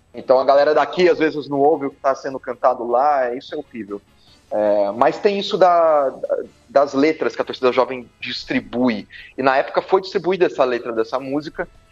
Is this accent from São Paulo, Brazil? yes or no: yes; Bauru, São Paulo, Brazil; also born or lived in Campinas; eu sou nascido em Bauru